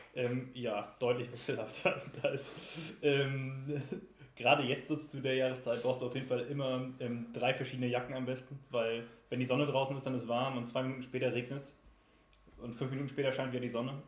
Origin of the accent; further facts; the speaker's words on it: Rostock, Mecklenburg-Vorpommern, Germany; now in Dresden, Germany; ich komme eigentlich aus Rostock